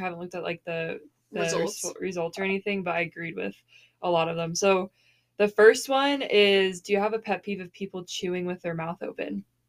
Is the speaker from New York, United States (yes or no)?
no; Arizona, United States; moved away; growing up in Arizona